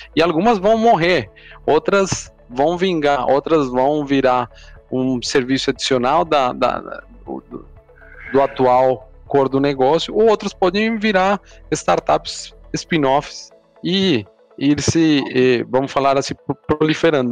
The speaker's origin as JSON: {"language": "Portuguese", "country": "Colombia", "second_language": "Portuguese", "moved": "as an adult", "lives_now": "Brazil", "said": "eu sou, eu sou colombiano, estou morando aqui no, no Brasil há um pouco mais de sete anos"}